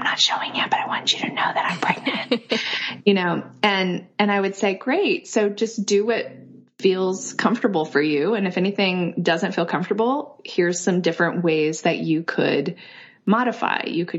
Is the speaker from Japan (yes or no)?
yes; Kyoto, Japan; born there; I was born in Kyoto, Japan in 1978. And my parents were hippies. They're both from Europe.